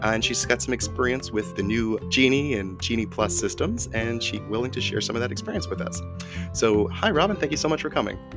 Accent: New England, United States; New England, maybe specifically where I'm from

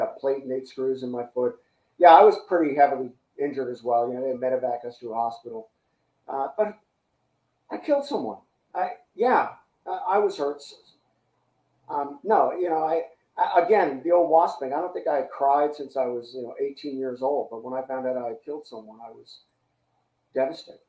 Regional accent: San Francisco, California, United States; I'm from San Francisco

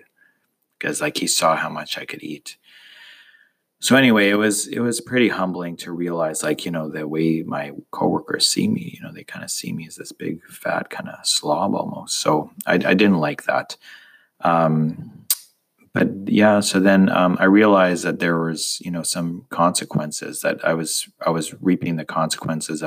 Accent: Canada; moved away as an adult; also born or lived in United States; I'm Canadian, and living in the States is a weird kind of thing

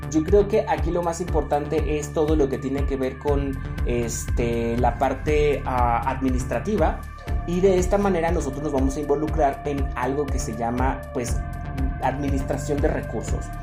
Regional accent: Mexico; Porque yo sé que como mexicanos, ahí sí, una de las características es que siempre sacamos nuestros compromisos.

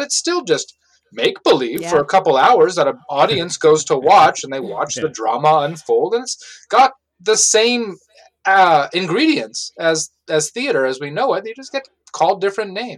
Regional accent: Oakland, California, United States; moved away as an adult; also born or lived in New York City; now in Pittsburgh, United States; I grew up in Oakland, California, and I went to college in New York City

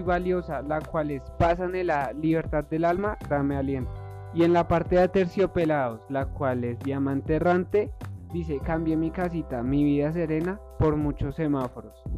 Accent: Colombia; aquí en Colombia. Nuestro país

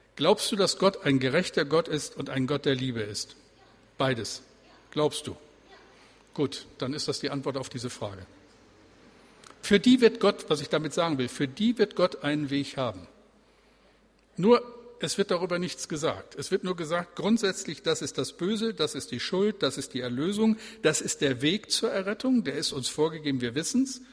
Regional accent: Bremen, Germany; Also wir leben hier, aber äh, wir sind Bremer

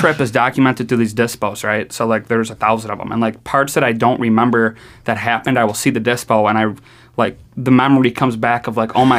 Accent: New York, United States; accent: New York; They said that I had an accent, a New York accent.

